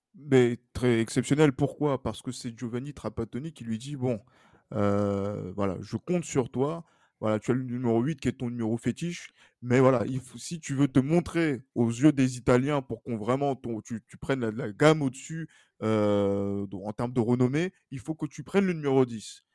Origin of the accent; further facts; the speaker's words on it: France; nous, en tant que Français